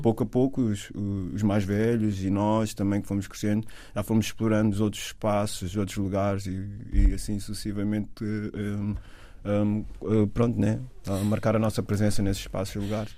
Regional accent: Amadora, Lisbon, Portugal; moved away as an adult; also born or lived in London, United Kingdom; nasci na Cova da Moura

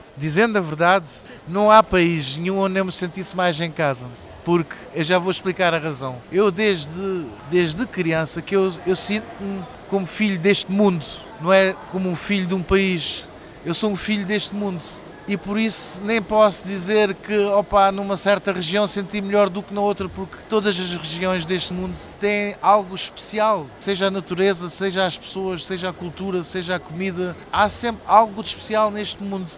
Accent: Portugal; now in Frankfurt, Germany; eu como português

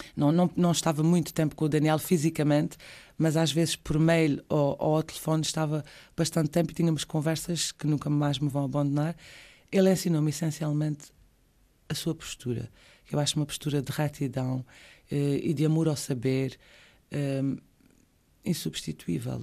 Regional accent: Azores, Portugal; also born or lived in Madeira / Terceira; saí da ilha por duas vezes porque o meu pai era juiz na altura e tivemos que, que o acompanhar

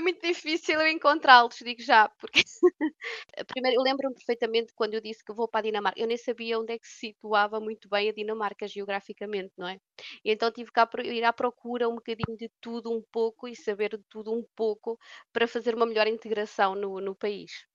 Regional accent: Portugal; moved away as an adult; now in Aarhus, Denmark; eu nasci em Portugal

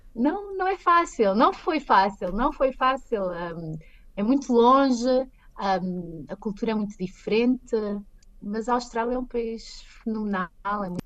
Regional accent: Pombal, Centro, Portugal; moved away as an adult; now in Chicago, United States; eu sou de Pombal

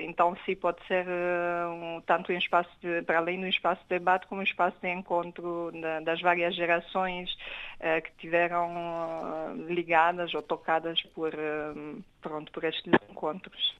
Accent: Romania; moved away; eu sou romeno

